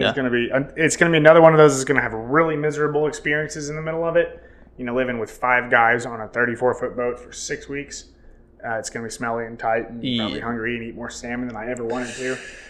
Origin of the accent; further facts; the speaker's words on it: Missouri, United States; growing up in Missouri